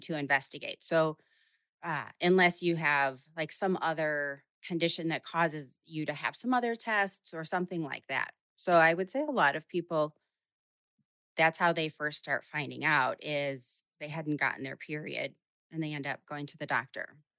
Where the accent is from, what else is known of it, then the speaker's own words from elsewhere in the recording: Chicago, Illinois, United States; I'm from Chicago